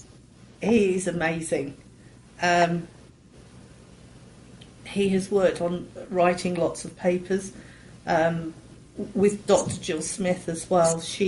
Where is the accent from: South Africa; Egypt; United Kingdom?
United Kingdom; England; I'm from England